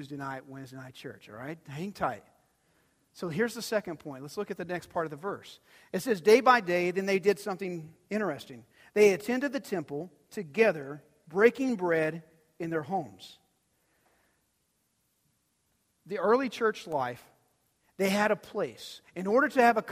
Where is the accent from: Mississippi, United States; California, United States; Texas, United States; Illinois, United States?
Texas, United States; Dumas; I grew up in Dumas, Texas